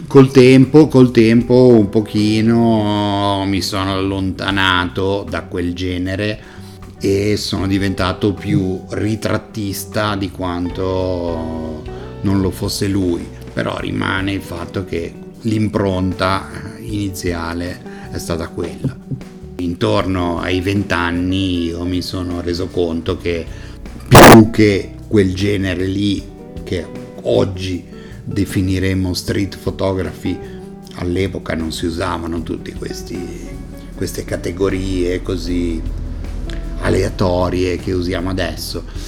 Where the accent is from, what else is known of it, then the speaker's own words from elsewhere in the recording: Genoa, Liguria, Italy; Sono nato a Genova, so però di madre francese, so, ho la doppia nazionalità.